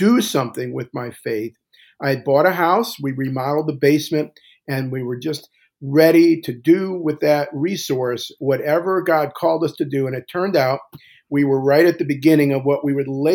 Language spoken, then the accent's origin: English; Cleveland Heights, Ohio, United States; also born or lived in Centerville, Ohio; I grew up in the Jewish capital of Ohio, which at the time was Cleveland Heights